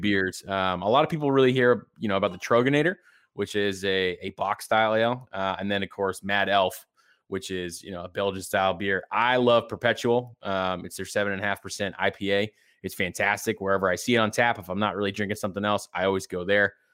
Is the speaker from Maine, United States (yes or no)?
yes; Maine, United States; I'm from Maine.